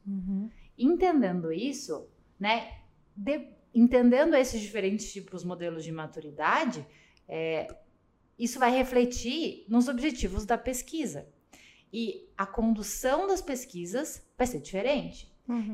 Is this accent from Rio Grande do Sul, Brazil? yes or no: no; Curitiba, Paraná, Brazil; sou curitibana